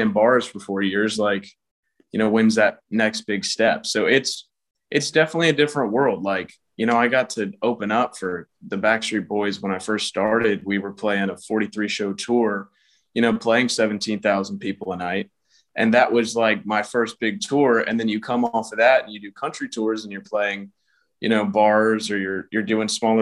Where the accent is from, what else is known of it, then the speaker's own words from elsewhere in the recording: Atlanta, Georgia, United States; I'm from Atlanta, Georgia